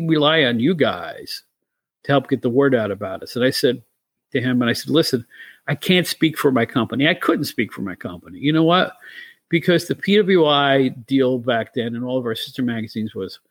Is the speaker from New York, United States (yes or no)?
yes; New York, United States; As a New Yorker